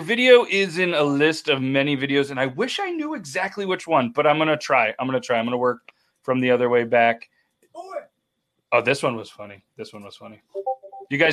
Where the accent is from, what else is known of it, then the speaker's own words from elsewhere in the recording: Ontario, Canada; I'm from Ontario